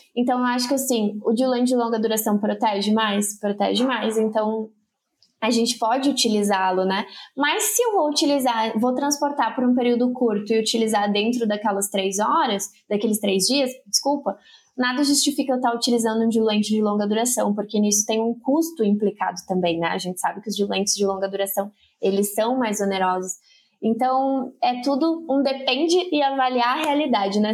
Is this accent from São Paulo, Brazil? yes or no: no; northern coast of Santa Catarina, Brazil; moved away as an adult; also born or lived in Rio Grande do Sul; eu sou catarinense, morei a vida toda no litoral norte de Santa Catarina